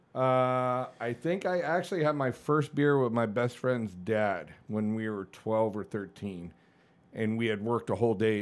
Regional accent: Connecticut, United States; born or raised there; moved away as an adult; also born or lived in Hollywood, Florida / Annapolis, Maryland

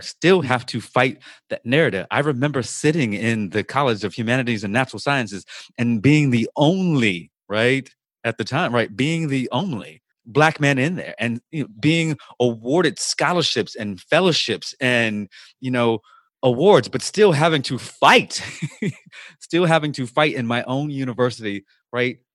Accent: Virginia, United States; now in Louisiana, United States; from my home state of Virginia

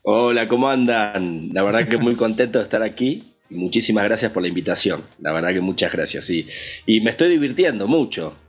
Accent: Villa Regina, Río Negro, Argentina; moved away as an adult; also born or lived in Buenos Aires, Argentina; now in Mexico; yo soy de la Patagonia, de, Argentina, bien al sur de Argentina. Eh, nací en un pueblito que se llama Villa Regina eh, y, ahí viví hasta los 17 años.

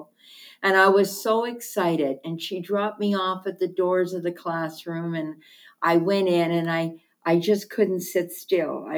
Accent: Hamilton, Ontario, Canada; I was born and raised in Hamilton, Ontario.

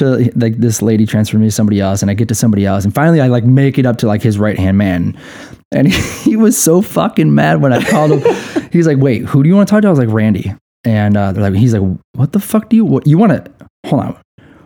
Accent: Cleveland, Ohio, United States; I'm from Cleveland

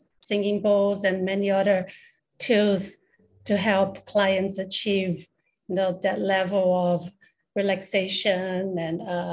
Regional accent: Brazil; now in Taiwan; I'm actually from Brazil. I was born and I grew up in Brazil

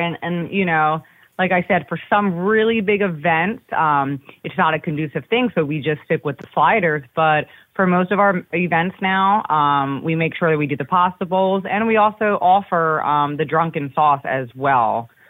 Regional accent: near King of Prussia, Pennsylvania, United States; we're actually from Pennsylvania, kind of closer to the King of Prussia area.

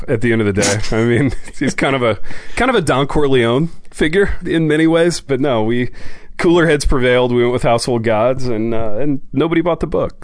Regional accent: Indiana, United States; I grew up in Indiana

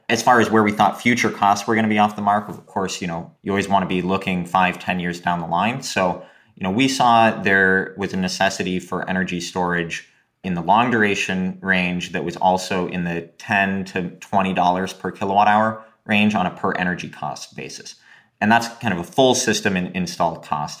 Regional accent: Oregon, United States; when I was growing up in Oregon

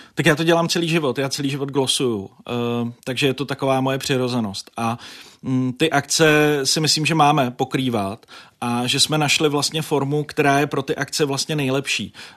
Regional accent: Děčín, Ústí nad Labem Region, Czechia; v Děčíně, protože jsem to bral osobně, že hm, tenhle politik jede do mého rodného města

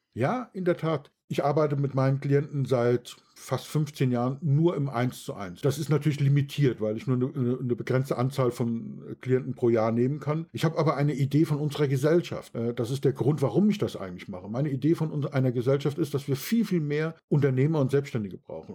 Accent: Bad Kreuznach, Rhineland-Palatinate, Germany; bei uns in Bad Kreuznach

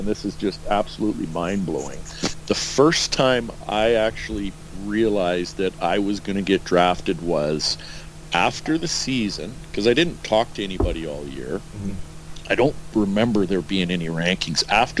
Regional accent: Edmonton, Alberta, Canada; growing up in Edmonton, and watching him. And I actually sat with my family had season tickets right beside his wife in Northlands Coliseum.

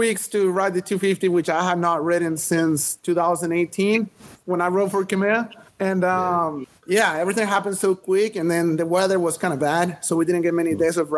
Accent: Venezuela; I grew up in Venezuela

